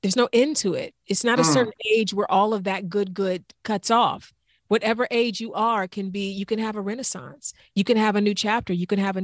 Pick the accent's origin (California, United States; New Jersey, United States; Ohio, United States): Ohio, United States; East Cleveland; from East Cleveland